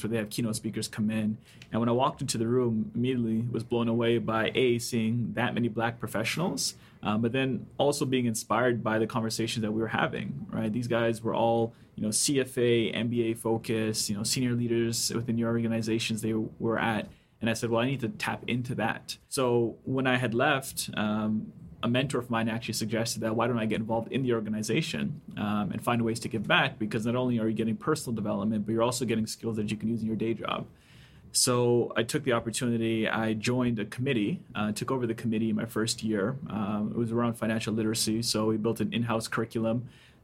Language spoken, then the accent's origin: English; Toronto, Ontario, Canada; also born or lived in White River, Jamaica / Markham, Ontario; I moved to Canada and pretty much grew up here. So I lived in and around the city. Went to high school in Markham